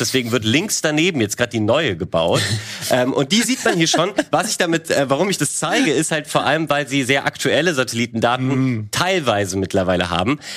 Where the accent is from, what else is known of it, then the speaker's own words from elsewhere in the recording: Germany; bei uns in Deutschland